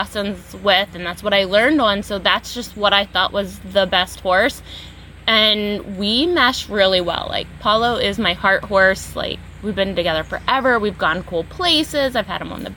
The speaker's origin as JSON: {"language": "English", "region": "Pennsylvania", "country": "United States", "tie": "born or raised there", "said": "it's my hometown. Like, I grew up there."}